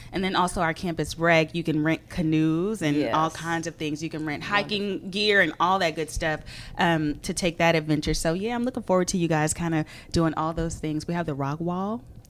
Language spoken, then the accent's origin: English; Houston, Texas, United States; now in Beaumont, United States; I'm originally from Houston